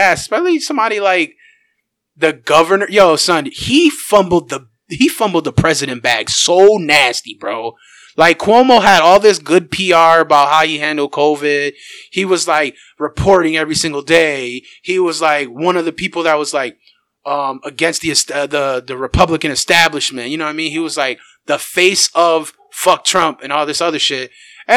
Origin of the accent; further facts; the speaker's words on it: Rochester, New York, United States; I love saying I'm from Rochester